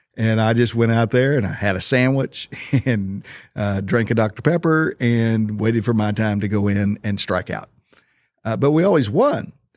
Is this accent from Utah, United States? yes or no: no; Oklahoma, United States; moved away; I grew up in Oklahoma.